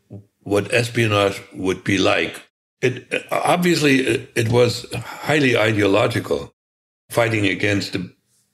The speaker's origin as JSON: {"language": "English", "country": "Germany", "tie": "born or raised there", "moved": "as an adult", "lives_now": "United States", "said": "Where I was born was in the Soviet-occupied part of Germany. Very, very poor, very rural."}